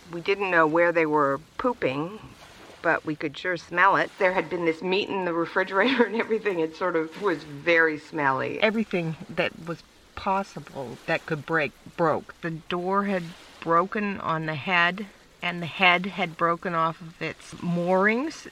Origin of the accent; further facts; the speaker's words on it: British Columbia, Canada; moved away as an adult; also born or lived in United States; I'm originally from Canada, from British Columbia